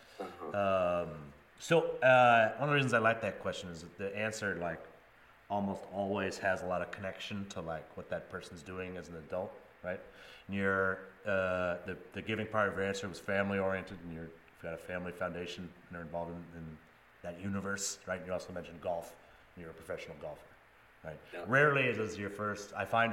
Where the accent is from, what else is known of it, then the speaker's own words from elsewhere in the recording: New England, United States; So like you, I grew up in New England